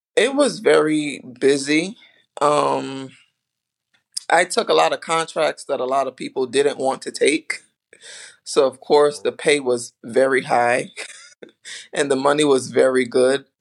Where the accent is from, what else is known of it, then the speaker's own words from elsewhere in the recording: U.S. Virgin Islands; moved away; I'm from the islands, I'm from St. Thomas.